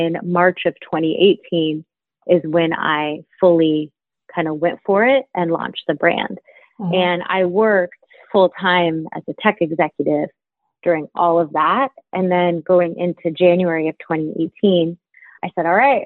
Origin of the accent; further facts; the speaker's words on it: Dayton, Ohio, United States; moved away as an adult; also born or lived in New York; I was born in Dayton, Ohio, and spent majority of my early years and into early adulthood in the Midwest in Ohio